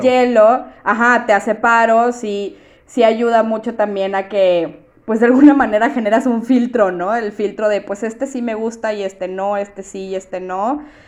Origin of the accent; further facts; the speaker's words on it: Monterrey, Nuevo León, Mexico; yo vivo en Monterrey, yo soy de Monterrey